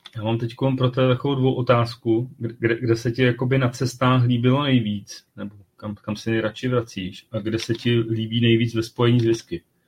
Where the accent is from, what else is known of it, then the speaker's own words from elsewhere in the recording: Czechia; jsme Češi